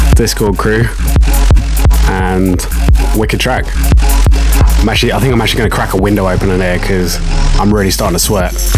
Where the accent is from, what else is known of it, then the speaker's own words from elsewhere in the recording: Horsham, South East England, United Kingdom; Horsham is my hometown